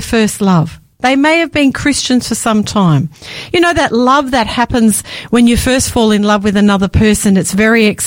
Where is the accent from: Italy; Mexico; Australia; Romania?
Australia; Victoria; I grew up in the Seventh-day Adventist Church in Victoria